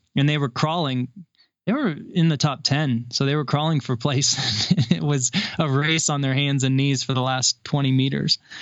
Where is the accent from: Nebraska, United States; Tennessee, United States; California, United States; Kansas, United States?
Kansas, United States; also born or lived in Seattle / Louisville, Colorado; now in Colorado, United States; growing up in the Midwest in a small Kansas town